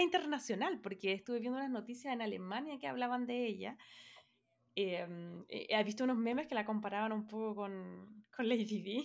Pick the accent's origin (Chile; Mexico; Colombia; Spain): Chile; nosotras somos chilenas